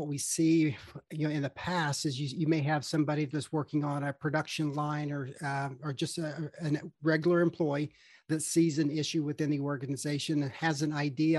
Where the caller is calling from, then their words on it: Charlotte, North Carolina, United States; I am located in Charlotte, North Carolina.